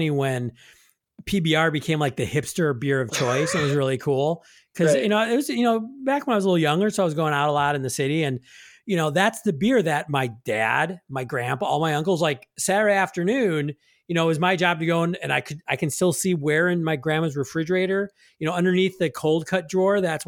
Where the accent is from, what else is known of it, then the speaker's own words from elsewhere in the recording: Milwaukee, Wisconsin, United States; I'm from Milwaukee